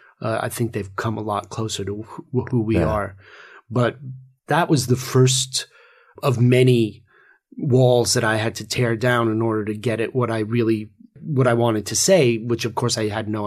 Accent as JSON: {"language": "English", "region": "England", "country": "United Kingdom", "tie": "born or raised there", "also_born_or_lived": "New York", "said": "I grew up – although I'm a New Yorker, I spent a lot of my childhood in England."}